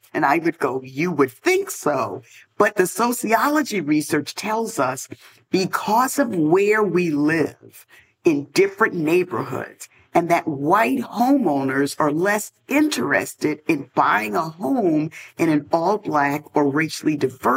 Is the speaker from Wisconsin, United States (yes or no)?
no; New York City, New York, United States; I grew up in the South Bronx